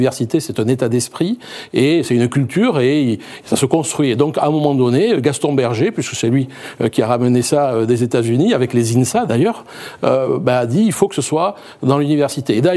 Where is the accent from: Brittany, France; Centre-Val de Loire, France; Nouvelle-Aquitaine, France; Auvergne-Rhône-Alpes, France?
Nouvelle-Aquitaine, France; Bordeaux; Moi, je suis de Bordeaux. Enfin, euh, mon premier IAE, c'était à Bordeaux.